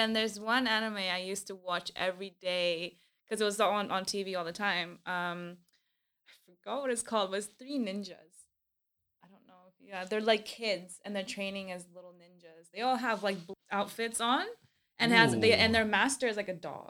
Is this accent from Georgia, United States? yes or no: no; California, United States; also born or lived in Vancouver, Canada; Yeah, I grew up in California and Vancouver, Canada.